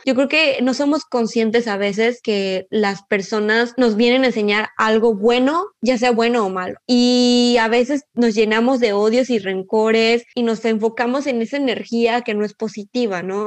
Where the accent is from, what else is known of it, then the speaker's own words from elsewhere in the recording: Mexico; como mexicanas